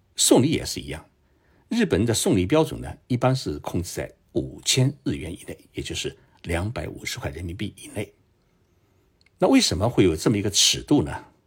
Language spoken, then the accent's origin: Chinese; China; now in Japan; 尤其我们中国人，一直觉得与日本人啊，比较难打交道